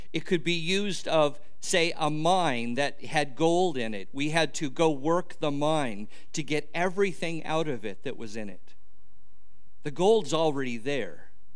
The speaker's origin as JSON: {"language": "English", "area": "near Los Angeles", "region": "California", "country": "United States", "tie": "born or raised there", "said": "I grew up near Los Angeles."}